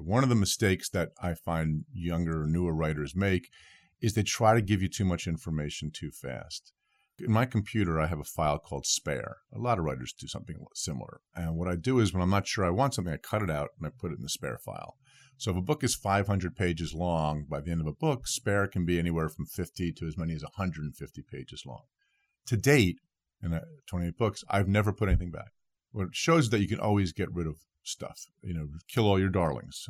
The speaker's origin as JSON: {"language": "English", "region": "New Jersey", "country": "United States", "said": "my home state of New Jersey"}